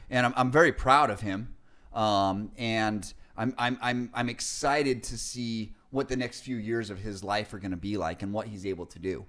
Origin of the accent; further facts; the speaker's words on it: Salt Lake City, Utah, United States; now in California, United States; I remember growing up in Salt Lake City